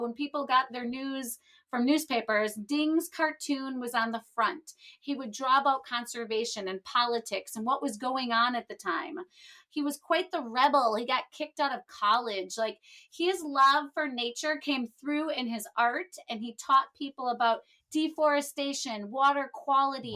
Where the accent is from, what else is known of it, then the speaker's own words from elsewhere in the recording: Wisconsin, United States; now in Florida, United States; I grew up in Wisconsin